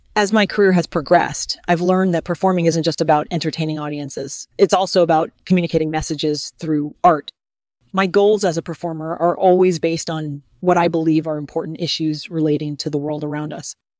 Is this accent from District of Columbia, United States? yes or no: yes; Washington, District of Columbia, United States; I was born in Washington, D C, and I grew up in a traditional middle class family